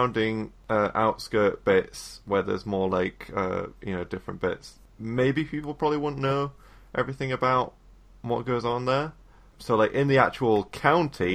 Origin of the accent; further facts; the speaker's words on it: England, United Kingdom; as an English person